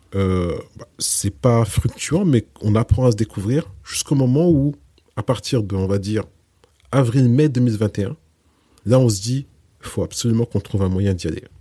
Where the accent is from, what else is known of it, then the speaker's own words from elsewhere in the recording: France; je suis né en France et j'ai grandi en France